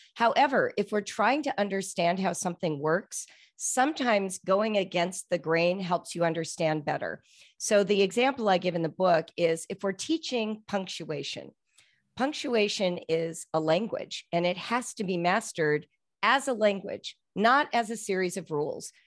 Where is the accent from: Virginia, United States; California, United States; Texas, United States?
California, United States; Los Angeles; now in Cincinnati, United States; I'm from Los Angeles